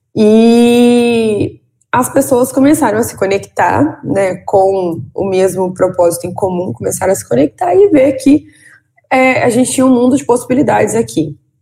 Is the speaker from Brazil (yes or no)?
yes; Valença, Rio de Janeiro, Brazil; eu sou de Valença, que não é Vassouras. Valença é uma cidade no interior do estado do Rio de Janeiro.